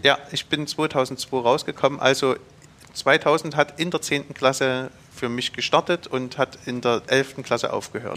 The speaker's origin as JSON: {"language": "German", "town": "Zschopau", "region": "Saxony", "country": "Germany", "tie": "born or raised there", "said": "Ich bin in den Schobau groß geworden"}